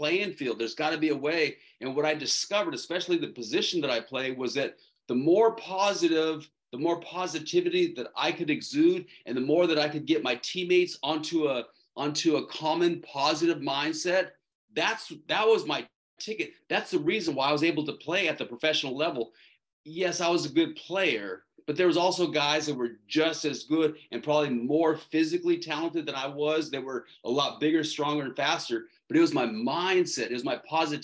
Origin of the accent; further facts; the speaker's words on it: Tucson, Arizona, United States; moved away; also born or lived in San Diego, California; I was born in Tucson, Arizona, and I was actually born there. But at the time, my family was living in San Diego